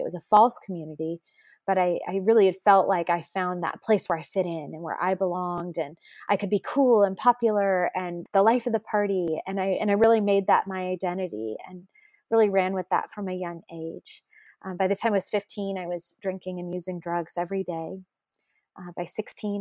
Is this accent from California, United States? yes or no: yes; San Francisco Bay Area, California, United States; I grew up in the San Francisco Bay Area in a family that didn't have a faith at all.